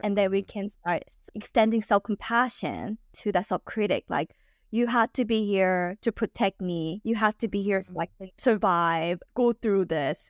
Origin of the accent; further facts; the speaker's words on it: California, United States; moved away; also born or lived in Texas; I grew up in California